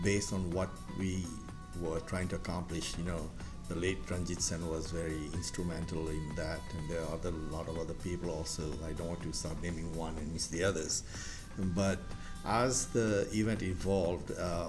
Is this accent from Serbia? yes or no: no; Mauritius; moved away as an adult; also born or lived in Bombay, India; now in Richmond, United States; my ancestors migrated to Mauritius, where my parents were born, where I'm born, brought up